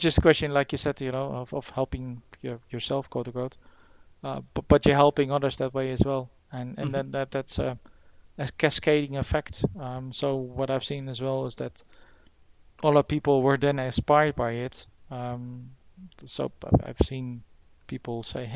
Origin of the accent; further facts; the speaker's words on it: Netherlands; now in United Kingdom; originally from the Netherlands myself